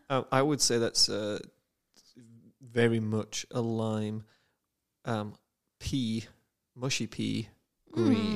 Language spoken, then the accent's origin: English; United Kingdom; I am a Brit